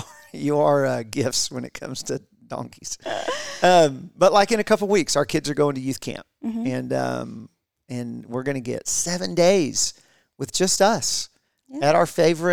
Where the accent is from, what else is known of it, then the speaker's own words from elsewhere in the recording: Warner Robins, Georgia, United States; I'm from Middle Georgia, this town called Warner Robins, if you're familiar with Georgia at all. It's right in the middle of the state, but in most people call it South Georgia.